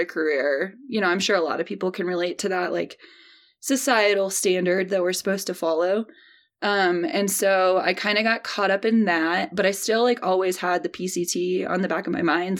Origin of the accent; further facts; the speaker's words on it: St. Louis, Missouri, United States; I grew up in the Midwest, uh, born and raised in Saint Louis, Missouri.